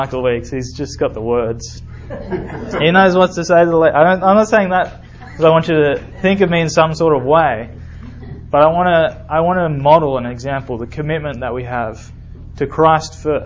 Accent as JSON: {"language": "English", "country": "Australia", "moved": "as an adult", "lives_now": "Alabama, United States", "said": "I'm from Australia."}